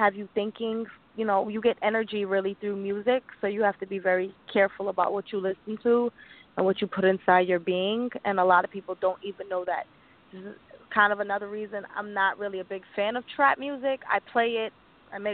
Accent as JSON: {"language": "English", "country": "Jamaica", "said": "I'm Jamaican"}